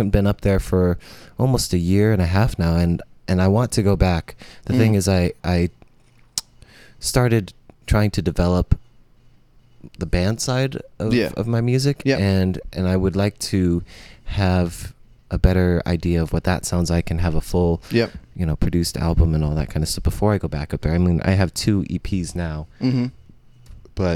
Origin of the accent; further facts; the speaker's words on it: San Francisco Bay Area, California, United States; also born or lived in Oakland / Davis; now in San Diego, United States; I grew up in the Bay Area and by San Francisco